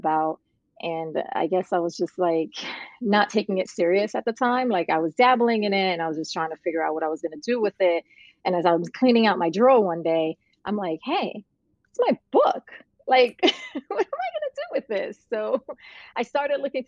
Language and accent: English; New York City, New York, United States; also born or lived in Puerto Rico; I'm actually from Puerto Rico, but I grew up in Brooklyn, New York.